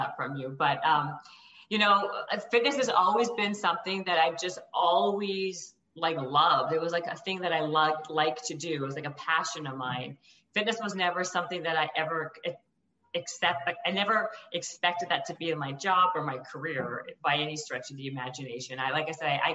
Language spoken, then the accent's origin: English; Winnipeg, Manitoba, Canada; moved away as an adult; also born or lived in Ottawa / Toronto; now in California, United States; I grew up in Winnipeg. And then actually I was born in Ottawa. I grew up in Winnipeg.